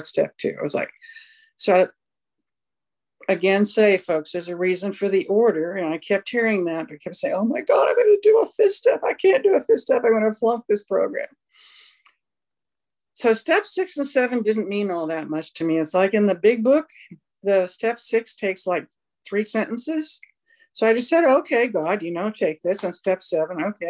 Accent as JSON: {"language": "English", "region": "Southern California", "country": "United States", "tie": "born or raised there", "said": "I grew up in Southern California"}